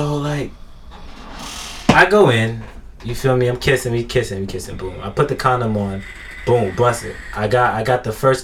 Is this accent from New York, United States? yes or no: yes; New York City, New York, United States; I'm from Brooklyn